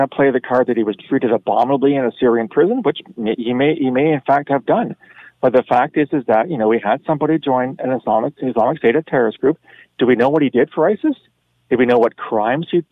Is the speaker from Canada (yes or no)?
yes; Canada; as a Canadian